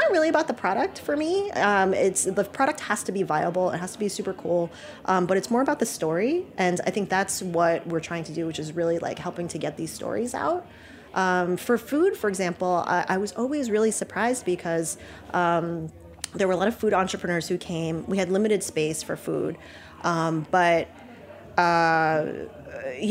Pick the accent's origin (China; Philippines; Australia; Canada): Philippines; my background is that I'm Chinese from the Philippines